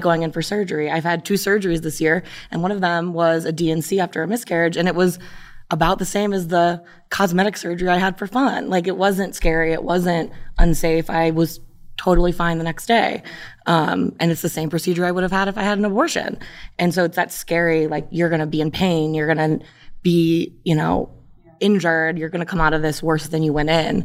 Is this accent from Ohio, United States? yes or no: yes; Brecksville, Ohio, United States; I grew up in Brexville, which is not a progressive town.